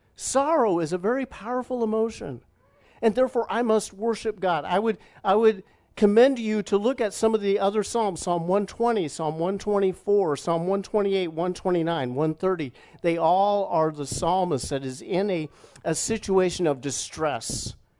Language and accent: English; Indianapolis, Indiana, United States; moved away as an adult; also born or lived in Plainfield, Illinois; not far, literally, from the area of, of town that we grew up in, about thirty minutes away from, from family